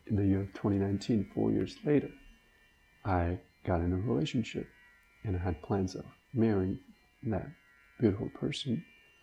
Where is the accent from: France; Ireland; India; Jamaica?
India; born and raised in India